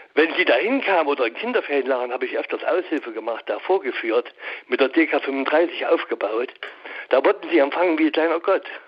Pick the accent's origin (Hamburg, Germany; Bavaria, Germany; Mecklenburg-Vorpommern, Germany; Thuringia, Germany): Thuringia, Germany; Gera; moved away as an adult; now in Düsseldorf, Germany; ich komme aus Gera, da habe ich bis 1990 gearbeitet